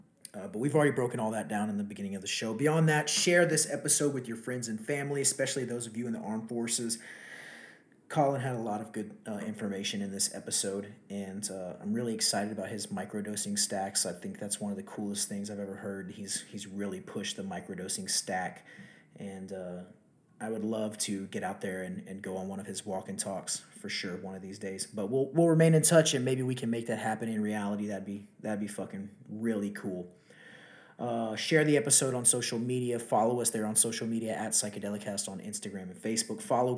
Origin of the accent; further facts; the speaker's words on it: Texas, United States; from my home state of Texas, the great city of Houston